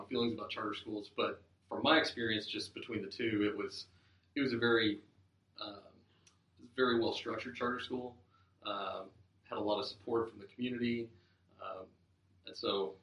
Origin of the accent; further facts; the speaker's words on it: Lexington, Kentucky, United States; I grew up almost entirely on the in the Gardenside area, so around Alexandria Drive, Harrisburg Road area